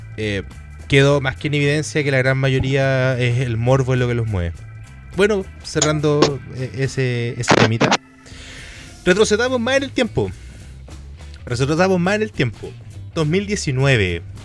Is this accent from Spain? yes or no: no; Chile; capacidad que tenemos como chilenos